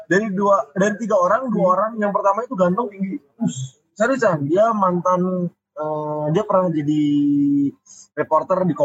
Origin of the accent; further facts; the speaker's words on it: Jakarta, Indonesia; moved away as an adult; now in Bandung, Indonesia; ketika masuk ke Bandung kan gue dari Jakarta ya eh. pindah ke Bandung buat kuliah